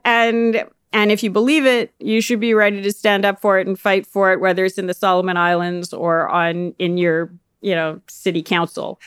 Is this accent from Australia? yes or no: no; Canada; as a Canadian